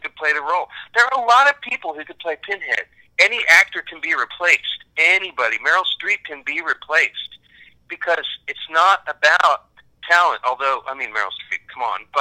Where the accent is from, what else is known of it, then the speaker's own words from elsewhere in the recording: Kansas, United States; now in Dallas, United States; I'm an American from Kansas